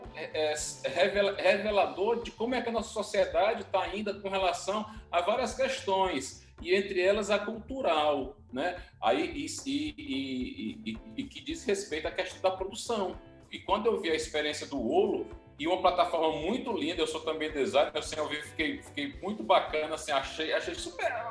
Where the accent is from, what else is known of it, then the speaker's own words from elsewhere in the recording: Northeast Region, Brazil; accent: sotaque cantado (Northeastern); Eu tenho um sotaque cantado, então é porque eu sou nordestino